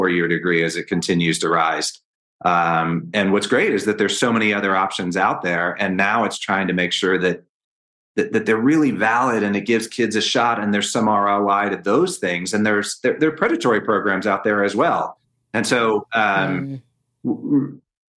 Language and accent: English; Northern Virginia, United States; moved away as an adult; also born or lived in Washington, D.C.; now in Colorado, United States; I was born in Washington, D.C., actually, one of the few, and grew up in Northern Virginia, right outside of Washington, D.C.